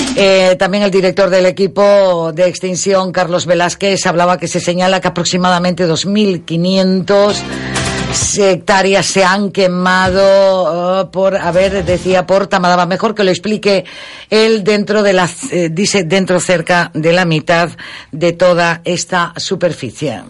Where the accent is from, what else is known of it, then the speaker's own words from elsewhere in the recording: Gran Canaria, Canary Islands, Spain; aunque no seamos de Tejeda pero todos somos gran canarios y canarios